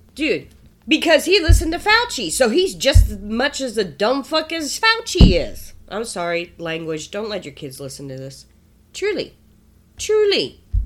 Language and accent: English; East Coast, United States; now in Nebraska, United States; I'm from the East Coast